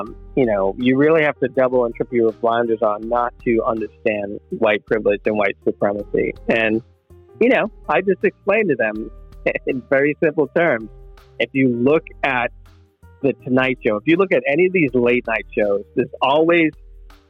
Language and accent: English; Boston, Massachusetts, United States; I'm from Boston.